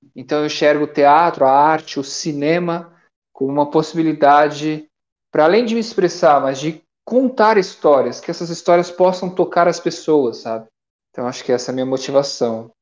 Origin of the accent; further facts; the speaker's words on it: Brazil; eu sou brasileiro